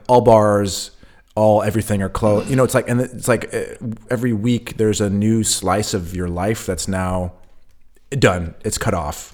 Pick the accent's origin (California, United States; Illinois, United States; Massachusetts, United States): California, United States; now in Berlin, Germany; I'm also, uh, from a coast, you know, I'm from California